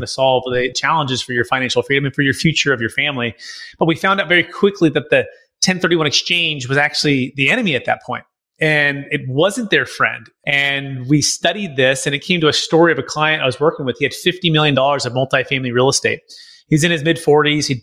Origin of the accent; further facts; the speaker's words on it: Bay Area, California, United States; now in St. Augustine, United States; I grew up in the Bay Area, my mom and dad, kind of Silicon Valley, East Bay